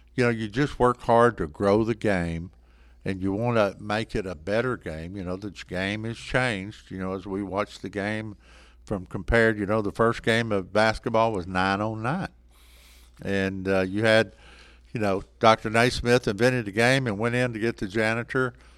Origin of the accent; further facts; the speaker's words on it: Sanger, Texas, United States; I grew up in Sanger, Texas, graduation class of twenty-six. I'm from a small town, proud of it